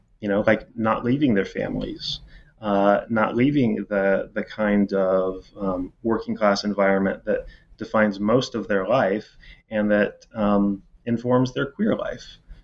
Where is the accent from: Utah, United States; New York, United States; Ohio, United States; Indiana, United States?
Indiana, United States; As I said, I'm from Indiana. And, you know, you sort of can never leave home. I'm never going back to Indiana.